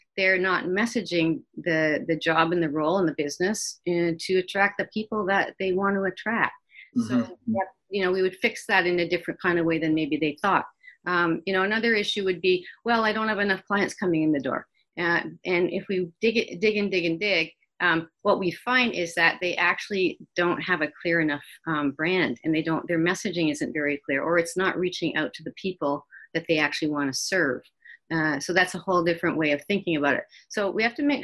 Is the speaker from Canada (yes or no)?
yes; Kitchener, Ontario, Canada; also born or lived in Waterloo; I was born and raised in Kitchener, Waterloo